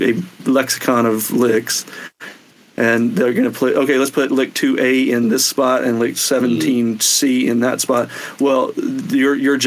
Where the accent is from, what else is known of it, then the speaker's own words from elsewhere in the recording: Mississippi, United States; moved away as an adult; also born or lived in Alabama / Athens, Georgia / Nashville; now in Los Angeles, United States; as a kid growing up in Mississippi and Alabama